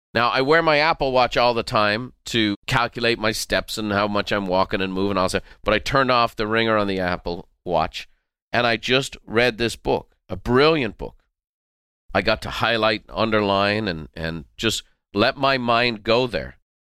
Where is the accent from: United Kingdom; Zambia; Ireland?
Ireland; growing up in Ireland